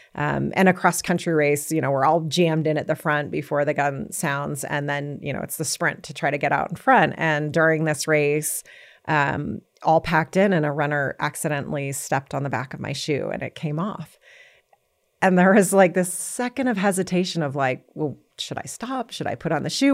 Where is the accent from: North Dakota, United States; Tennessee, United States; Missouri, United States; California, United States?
California, United States; San Jose; Well, I grew up in San Jose, California.